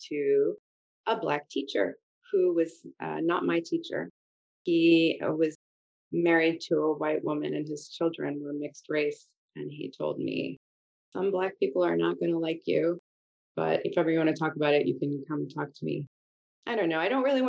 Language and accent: English; Montreal, Quebec, Canada; also born or lived in Halifax, Nova Scotia; growing up in Montreal